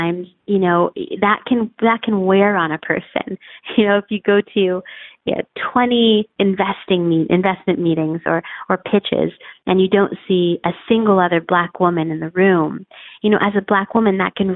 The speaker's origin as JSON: {"language": "English", "country": "United States", "said": "I'm from the United States"}